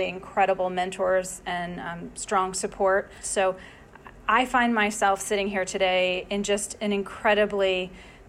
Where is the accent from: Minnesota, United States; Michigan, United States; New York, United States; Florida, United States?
New York, United States; moved away; also born or lived in Boston; my days growing up in New York